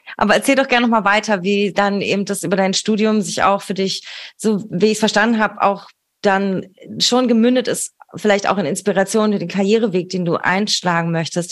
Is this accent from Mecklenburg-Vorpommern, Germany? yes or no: no; Berlin, Germany; meiner Heimatstadt und unserer schönen Hauptstadt Berlin